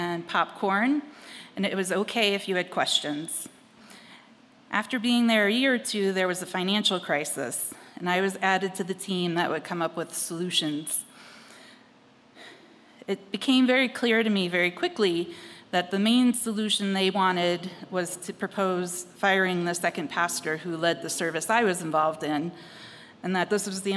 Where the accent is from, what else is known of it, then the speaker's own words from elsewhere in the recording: New York City, New York, United States; I grew up in Brooklyn, New York